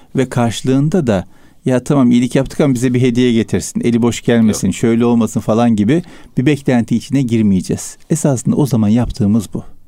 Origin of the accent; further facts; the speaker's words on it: Istanbul, Turkey; Üsküdar merkezde doğdum büyüdüm ben.